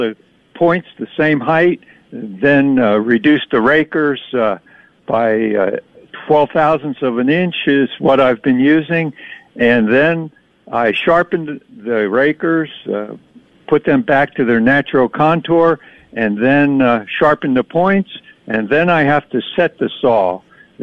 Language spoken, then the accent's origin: English; rural New Jersey, United States; also born or lived in New York City; now in West Virginia, United States; I was born in New York City and lived there till age 2. Family moved out to New Jersey, in rural New Jersey